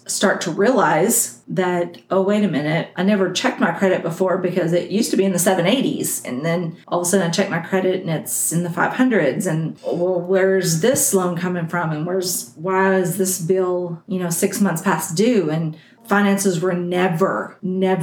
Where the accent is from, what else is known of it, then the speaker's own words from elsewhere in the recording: Texas, United States; Outside of my Texas roots or my Mormon roots, I'm a Texan. And Texans are yellers